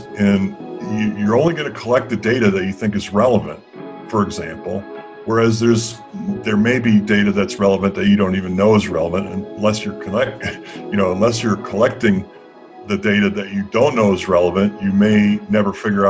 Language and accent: English; Massachusetts, United States; a lot of my upbringing, I was raised on the East Coast in Massachusetts.